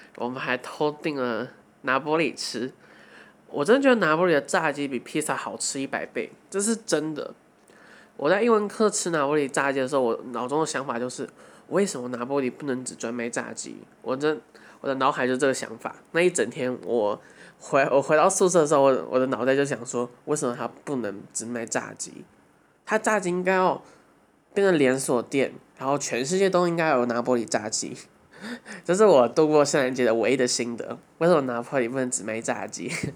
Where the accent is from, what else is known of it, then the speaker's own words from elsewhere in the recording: Hsinchu, Taiwan; 因为我们要刚好出生在台湾，然后刚好出生在新竹